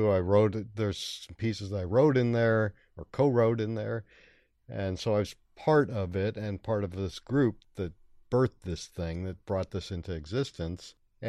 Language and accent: English; Brightwood, Oregon, United States; also born or lived in Bronx, New York; My parents moved out. I was born in the Bronx, and they moved when I was about 7 to Brightwood.